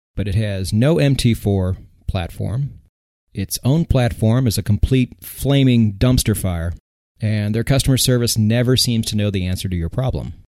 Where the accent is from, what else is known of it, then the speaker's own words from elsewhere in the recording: United States; I'm American.